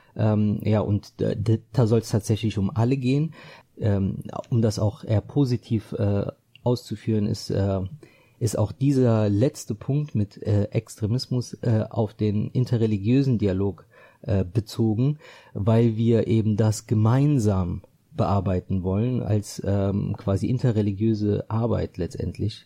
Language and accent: German; Düsseldorf, North Rhine-Westphalia, Germany; für mich ist meine Heimat äh, Düsseldorf und äh, ganz speziell äh, Düsseldorf-Benrath